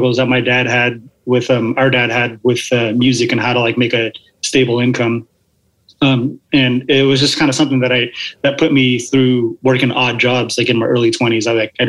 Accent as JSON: {"language": "English", "town": "Atlanta", "region": "Georgia", "country": "United States", "tie": "born or raised there", "also_born_or_lived": "Seattle", "said": "So I was born in Seattle. And then after a couple of years, my parents moved to Georgia because my dad couldn't handle how cold it was up here. So they moved down to Atlanta to be with my dad's side of the family."}